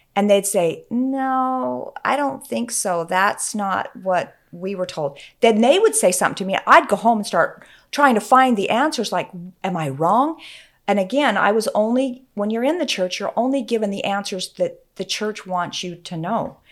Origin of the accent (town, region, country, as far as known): Utah, United States; moved away as an adult; also born or lived in Oregon